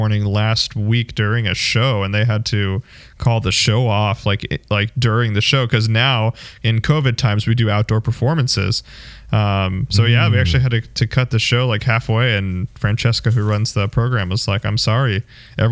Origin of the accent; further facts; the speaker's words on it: Phoenix, Arizona, United States; I'm from Phoenix